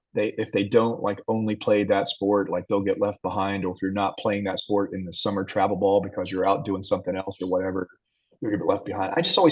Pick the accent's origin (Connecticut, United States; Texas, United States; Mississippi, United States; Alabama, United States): Texas, United States; Abilene; And he finds out that I'm from Abilene.